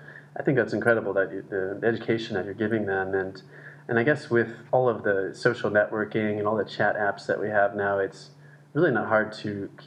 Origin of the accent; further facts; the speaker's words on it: California, United States; they don't even realize I'm from Southern California